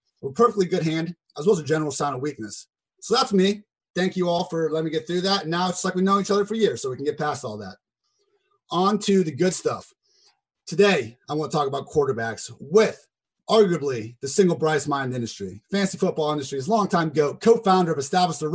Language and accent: English; Columbus, Ohio, United States; moved away as an adult; also born or lived in Chicago; I was born and raised in Columbus, Ohio